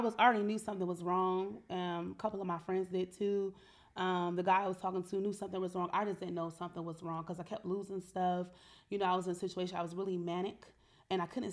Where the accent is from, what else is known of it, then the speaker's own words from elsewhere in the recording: Cleveland, Ohio, United States; I was from Cleveland